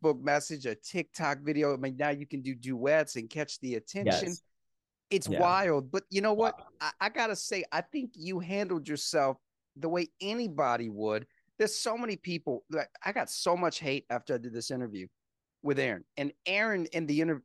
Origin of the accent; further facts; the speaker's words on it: the South, United States; I'm from the South